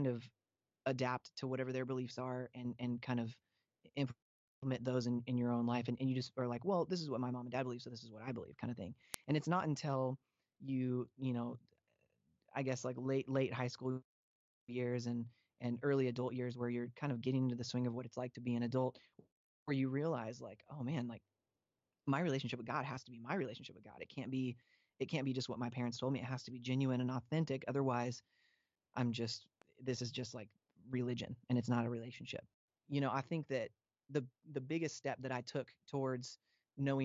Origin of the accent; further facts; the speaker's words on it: Spokane, Washington, United States; moved away; Spokane, Washington, born and raised.